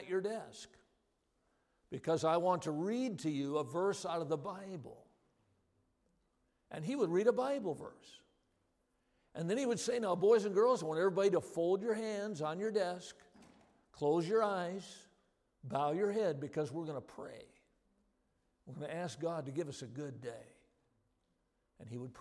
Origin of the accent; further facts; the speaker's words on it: Watertown, Wisconsin, United States; I grew up in Watertown, Wisconsin.